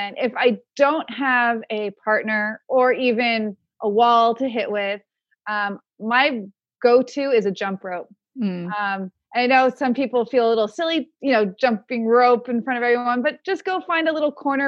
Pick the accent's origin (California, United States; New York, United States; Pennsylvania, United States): California, United States; Palm Springs; I grew up in Palm Springs